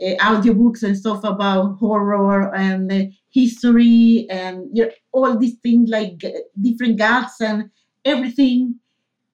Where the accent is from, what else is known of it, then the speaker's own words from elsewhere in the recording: Coro, Falcón, Venezuela; English is a second language; moved away as an adult; also born or lived in Valencia, Venezuela; now in Sweden; I'm from Venezuela. I'm from a city called Coro. It's in the coast of Venezuela, close to the Caribbean.